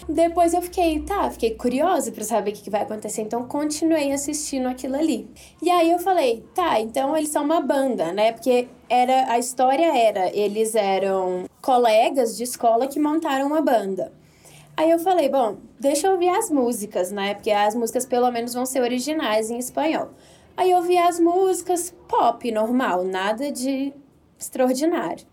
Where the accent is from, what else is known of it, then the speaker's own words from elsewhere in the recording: Belo Horizonte, Minas Gerais, Brazil; moved away as an adult; also born or lived in Brasília; now in Mexico City, Mexico; Eu sou de Belo Horizonte